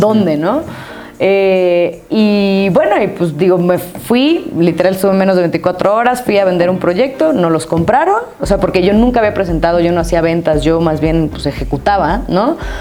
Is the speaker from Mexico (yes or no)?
yes; Mexico; moved away as an adult; also born or lived in Costa Rica; me salí de México